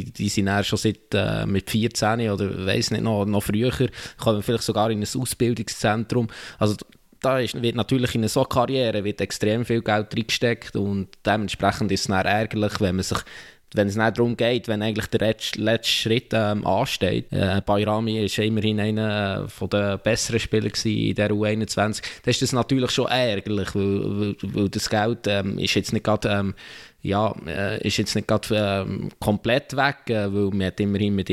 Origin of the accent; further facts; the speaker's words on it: Switzerland; als Schweizer Nationalspieler ist die Chance relativ groß, dass man an einem, grossen Turnier kann teilnehmen kann.